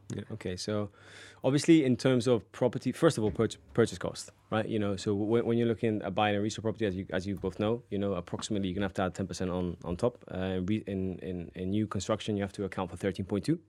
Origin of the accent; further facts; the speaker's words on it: Marbella, Andalusia, Spain; also born or lived in Cabopino; I was actually born in Marbella and grew up in Marbella, one of the best places to live on the coast.